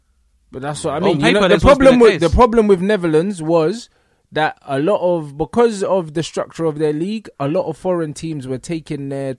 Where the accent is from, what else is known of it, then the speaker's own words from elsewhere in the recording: London, United Kingdom; also born or lived in Sweden; I'm from Northwest London